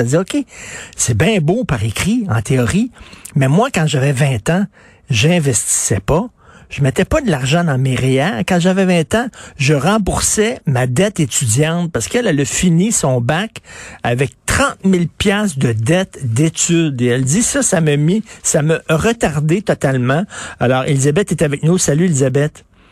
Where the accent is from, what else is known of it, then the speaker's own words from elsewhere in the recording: Montreal, Quebec, Canada; je viens de Verdun